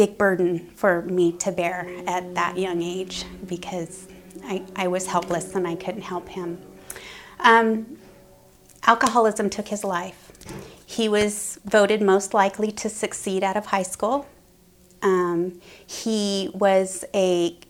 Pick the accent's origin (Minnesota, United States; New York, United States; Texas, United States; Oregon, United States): Oregon, United States; Grants Pass; I was born and raised in Grants Pass